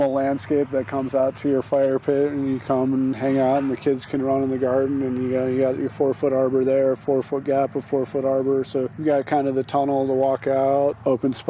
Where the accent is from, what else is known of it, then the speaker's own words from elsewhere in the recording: Colorado, United States; moved away; also born or lived in Indiana / Kentucky / Montana; I grew up in Colorado